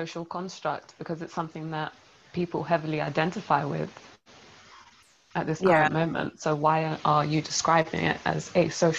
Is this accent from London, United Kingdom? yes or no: yes; London, United Kingdom; we're all from London.